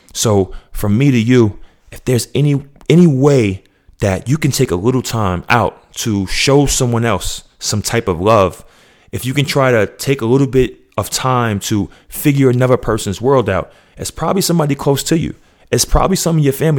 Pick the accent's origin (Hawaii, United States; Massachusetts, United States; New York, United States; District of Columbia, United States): New York, United States; now in Georgia, United States; I'm still from New York